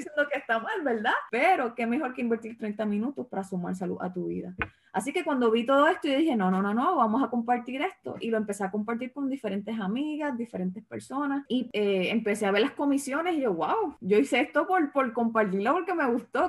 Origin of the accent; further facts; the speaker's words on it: Cidra, Puerto Rico; moved away as an adult; now in Texas, United States; la iglesia en Sidra, mi, mi pueblo, donde yo vivo, donde vivía